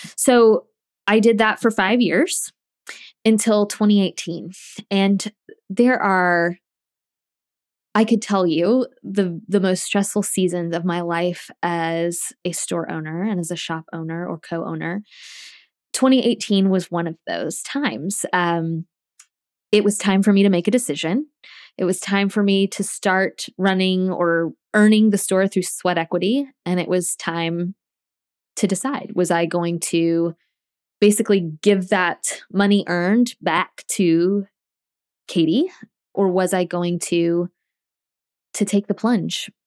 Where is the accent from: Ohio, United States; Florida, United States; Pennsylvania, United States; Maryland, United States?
Florida, United States; Tallahassee; moved away as an adult; also born or lived in South Georgia; I grew up in Tallahassee